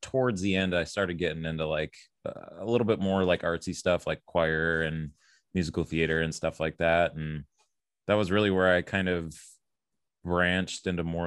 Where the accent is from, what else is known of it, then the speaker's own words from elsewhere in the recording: Oak Creek, Wisconsin, United States; also born or lived in South Milwaukee; I was actually born in South Milwaukee, technically, but most of my childhood was in Oak Creek, pretty much from four going all the way through high school